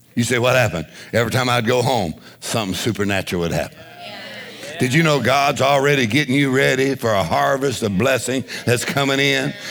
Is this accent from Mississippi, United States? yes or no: no; Louisiana, United States; we're from Louisiana